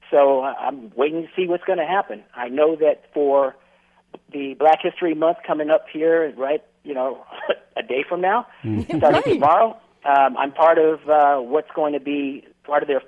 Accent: Northern California, United States; moved away as an adult; also born or lived in Southeast US; growing up in Northern California

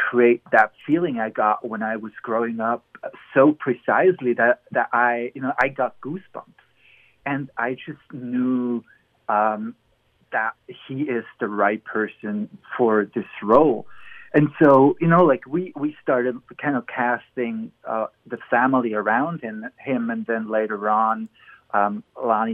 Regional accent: Emmental, Bern, Switzerland; now in Los Angeles, United States; I grew up in the Emmental. That's a mountainous valley near the capital, Bern

